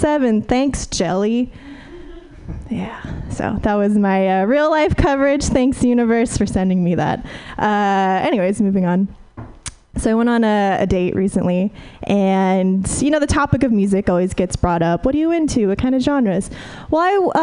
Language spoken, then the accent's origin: English; Fresno, California, United States; moved away; I'm from the Central Valley originally